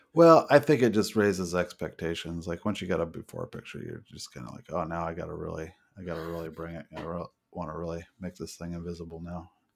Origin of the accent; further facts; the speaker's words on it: United States; I'm an American